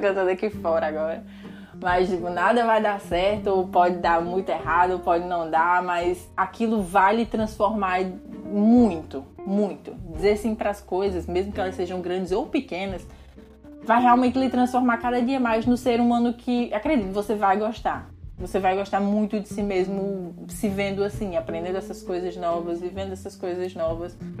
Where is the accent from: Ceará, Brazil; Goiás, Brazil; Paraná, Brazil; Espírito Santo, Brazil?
Ceará, Brazil; Jaguaribe; moved away as an adult; morar em Jaguaribe, que é a minha cidade natal